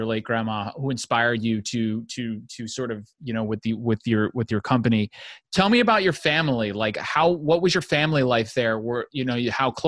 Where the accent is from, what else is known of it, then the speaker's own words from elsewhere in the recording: United States; as an Italian, but I grew growing up in the United States